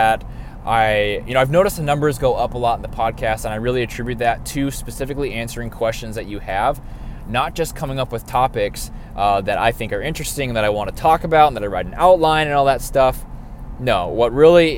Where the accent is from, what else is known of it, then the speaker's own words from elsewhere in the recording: North Dakota, United States; moved away as an adult; also born or lived in Nebraska; now in Austin, United States; I grew up in North Dakota, and at the age of 18 years old, moved to Nebraska for schooling and stayed there until I was 24